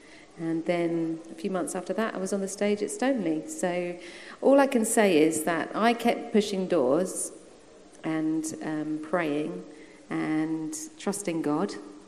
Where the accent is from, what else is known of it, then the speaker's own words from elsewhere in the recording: South East England, United Kingdom; also born or lived in Australia / London; So I was born in Australia, then we came back to England and lived with my nan around kind of Purley Way, that sort of thing. Then we went back to Australia, then we came back to England, lived around there again, and then I was in Redhill and then Crawley Down, Turner's Hill